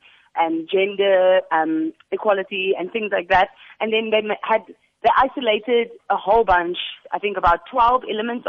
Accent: South Africa; especially as a South African.

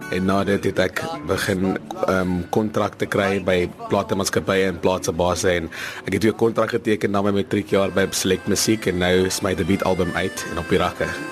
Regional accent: Vereeniging, Gauteng, South Africa; Ek kom van vereniging af, um, so 'n klein dorpie daar in die Transvaal, grens aan die Vrystaat.

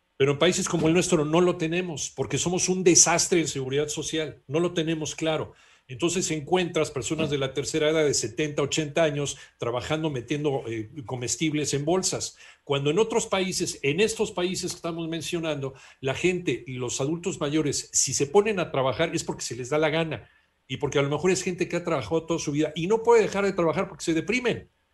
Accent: Mexico; a los mexicanos

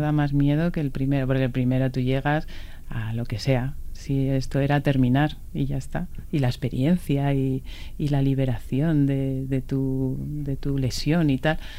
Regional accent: Villaviciosa de Odón, Community of Madrid, Spain; mi pueblo Villaviciosa de Odón.

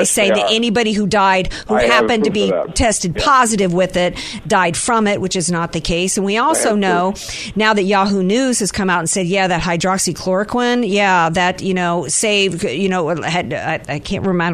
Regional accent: the South, United States; now in San Diego, United States; I'm from the South

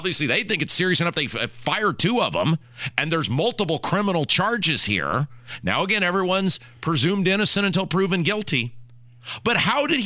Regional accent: Brownsburg, Indiana, United States; I'm from Brownsburg

